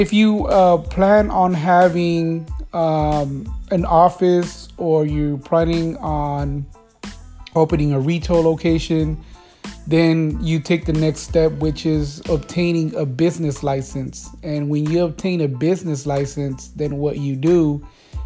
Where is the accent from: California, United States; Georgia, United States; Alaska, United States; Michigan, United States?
California, United States; Los Angeles; I am from California, so Los Angeles